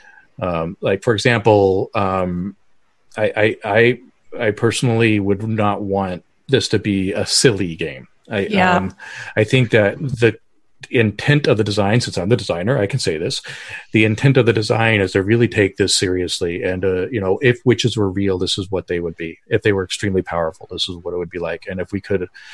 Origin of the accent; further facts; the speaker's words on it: Denver, Colorado, United States; I grew up in Colorado